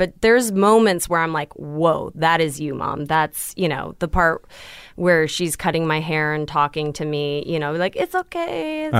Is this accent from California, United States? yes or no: yes; Los Angeles, California, United States; also born or lived in New York; I grew up here in LA.